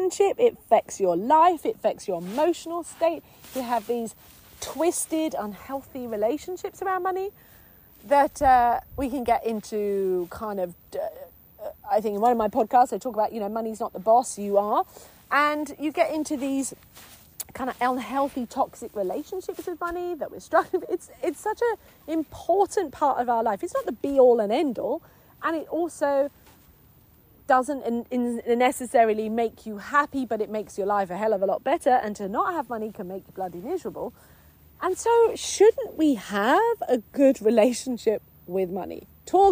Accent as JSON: {"language": "English", "region": "England", "country": "United Kingdom", "said": "being a English woman, being English"}